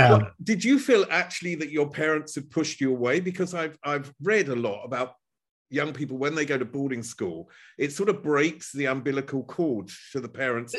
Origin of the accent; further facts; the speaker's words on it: Chelmsford, East of England, United Kingdom; You're from South London. I'm from Chelmsford, which is northeast of London.